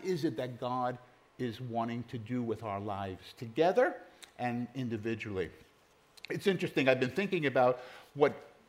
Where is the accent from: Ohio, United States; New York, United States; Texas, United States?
New York, United States; New York City; now in Pennsylvania, United States; Growing up in New York City, I just knew which letter subway to take.